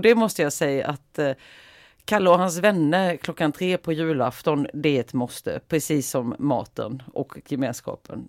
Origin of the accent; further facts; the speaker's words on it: Mörrum, Blekinge, Sweden; now in Västerås, Sweden; i Mörrum då, den här lilla orten som ligger utanför Karlshamn där jag är ifrån från början